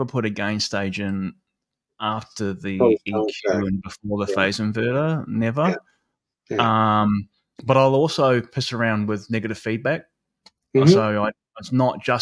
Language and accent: English; New Zealand; moved away; I grew up in New Zealand, which some people know, not Australia.